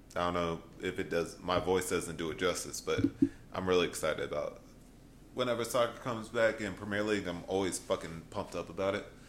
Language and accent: English; United States; we're from America